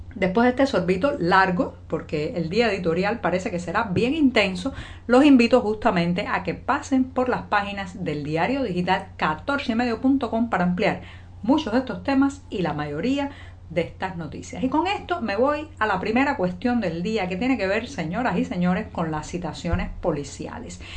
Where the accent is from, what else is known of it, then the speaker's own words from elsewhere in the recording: Cuba; cubana, periodista, ciudadana.